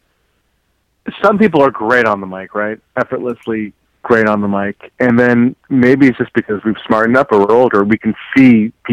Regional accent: Los Angeles, California, United States; I'm from Los Angeles

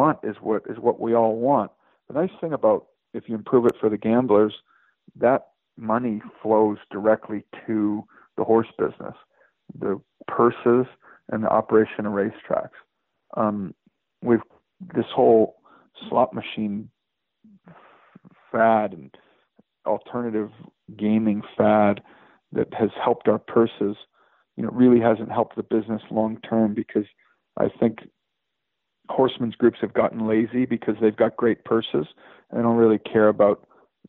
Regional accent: Chicago, Illinois, United States; now in Lexington, United States; I moved to Lexington, Kentucky. I'm from Chicago

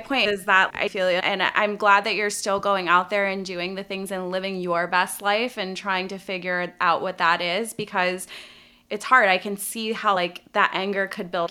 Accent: Connecticut, United States; moved away; I'm from Connecticut originally

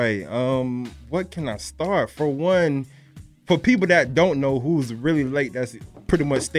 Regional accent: Deerfield Beach, Florida, United States; I'm from Deerfield

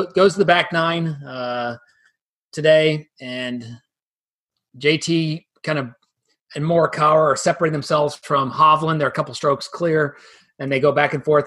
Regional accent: Dublin, Ohio, United States; here in my hometown in uh, Dublin, Ohio

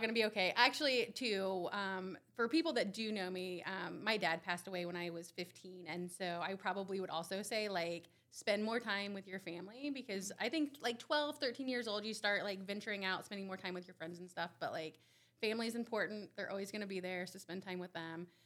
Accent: Randolph County, Indiana, United States; I'm from Randolph County. I still live in Randolph County, moved out for a little bit and came back.

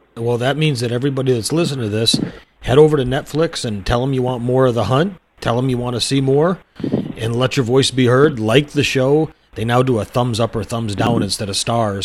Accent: Michigan, United States; when I was a kid growing up I grew up in Michigan

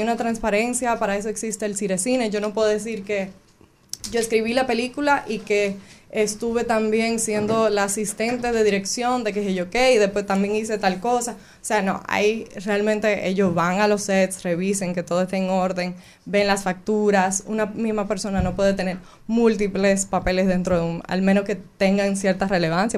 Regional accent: Cabrera, María Trinidad Sánchez, Dominican Republic; also born or lived in Río San Juan; yo soy de Cabrera y Río San Juan

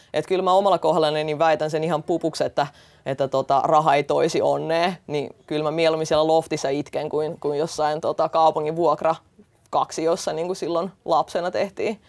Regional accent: Estonia; now in Finland; Mä itse olen tota kotoisin Virosta ja kasvanut venäläisessä kulttuurissa niin kuin lapsuudessa

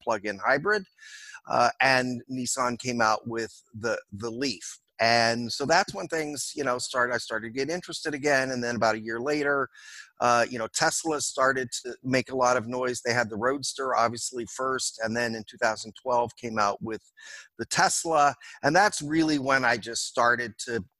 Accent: Oakland, California, United States; I was born and raised in Oakland, California

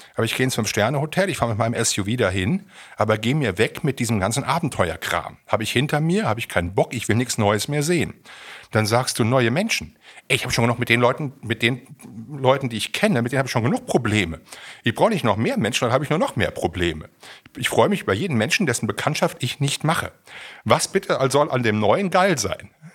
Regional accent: Siegen, North Rhine-Westphalia, Germany; meiner Heimatregion in Siegen

